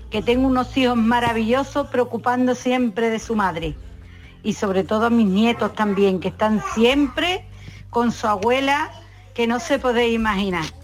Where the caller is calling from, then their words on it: Seville, Andalusia, Spain; Muy buenas tardes a todos. … de Sevilla.